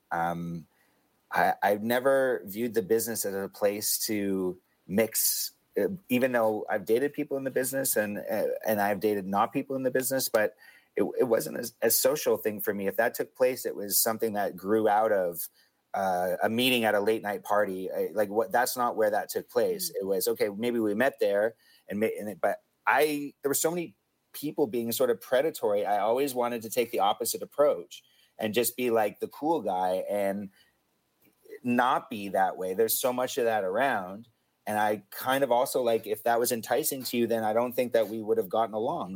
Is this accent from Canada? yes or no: yes; Hamilton, Ontario, Canada; three white guys from my hometown of Hamilton